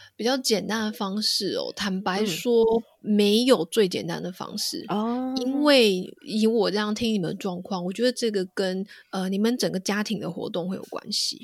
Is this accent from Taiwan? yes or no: yes; Taiwan; moved away as an adult; now in United Kingdom; 我自己住在英国，然后我，我在台湾长大嘛，所以我对台湾很嗯了解。那其实嗯。我们台湾的夜生活非常地丰富